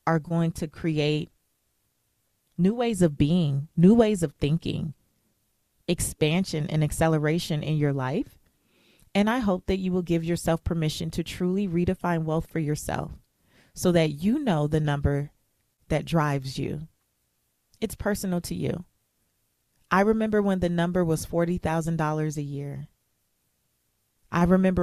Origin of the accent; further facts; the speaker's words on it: United States; I was born in America